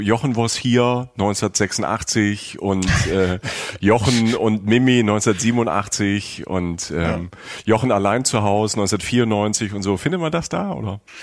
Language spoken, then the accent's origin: German; Rhineland-Palatinate, Germany; moved away; wenn ich über die Pfalz rede ähm, oder über mein, mein, meine Heimat, da wo ich herkomme